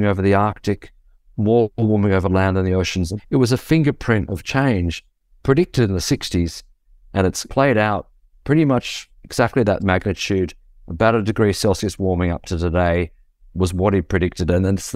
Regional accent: Australia; I'm from Australia

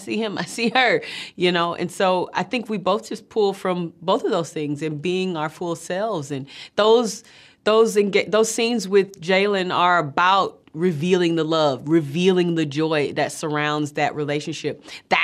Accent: Atlanta, Georgia, United States; growing up in Atlanta

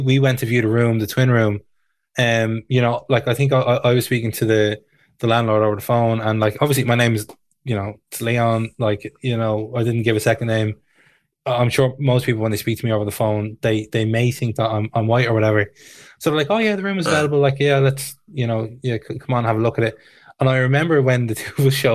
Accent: Tallaght, Leinster, Ireland; Growing up in Tala

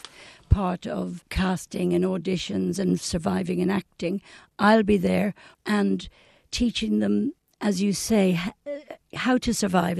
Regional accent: Dublin, Leinster, Ireland; I was born in Ranelagh, Dunville Avenue, and the shop my mother owned is still there

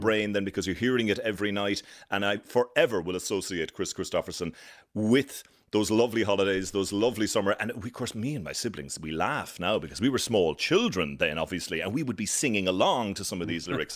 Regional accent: near Ballincollig, Cork, Munster, Ireland; moved away as an adult; also born or lived in Dublin; now in Washington, United States; I grew up in Cork, a place called Farren, which is outside Ballincollig, not far from Cork City

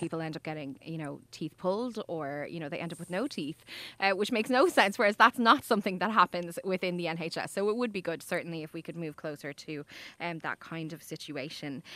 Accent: Ireland; as Irish people

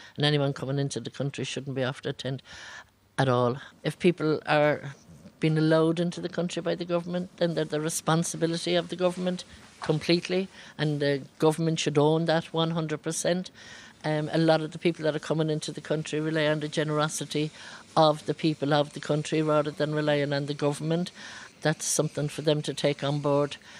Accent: Brazil; English is a second language; now in Cork, Ireland; I'm from Brazil

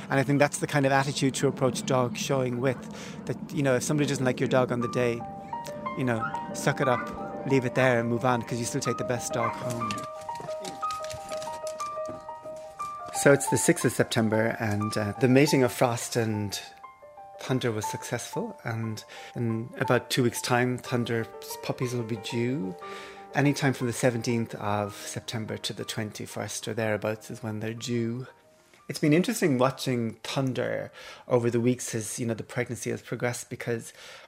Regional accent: Cork, Munster, Ireland; growing up in Cork

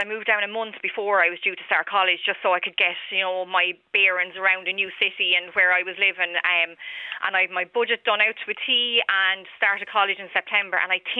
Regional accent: Wexford, Leinster, Ireland; moved away as an adult; now in Waterford, Ireland; I moved to Waterford from Wexford, from home.

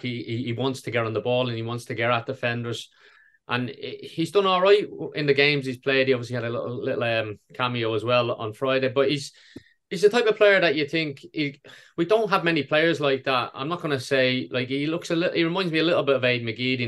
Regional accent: Ireland

